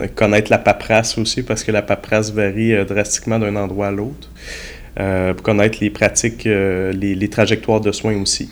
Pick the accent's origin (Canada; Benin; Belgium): Canada; Quebec City, Quebec; j'étais au Cégep Sainte-Foy, donc je viens de Québec